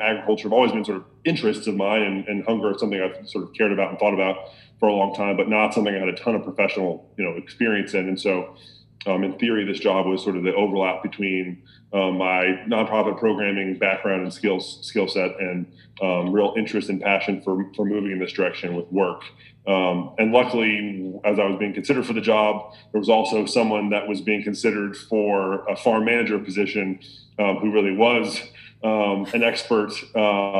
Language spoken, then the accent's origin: English; Lynchburg, Virginia, United States; also born or lived in South Carolina; I'm from Virginia, from Lynchburg